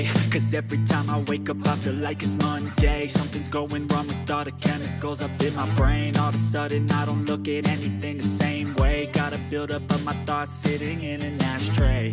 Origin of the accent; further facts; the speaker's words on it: Indonesia; I'm from Indonesia.